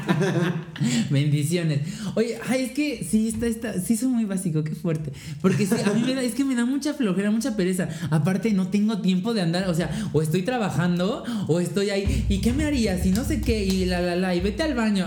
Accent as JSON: {"language": "Spanish", "country": "Mexico", "said": "somos mexicanas, somos mexas"}